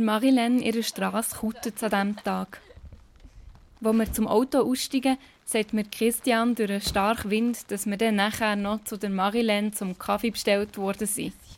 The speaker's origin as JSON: {"language": "German", "region": "Bern", "country": "Switzerland", "accent": "Bernese", "said": "Auch wenn ich so viel Bern rausnehme, wie es geht"}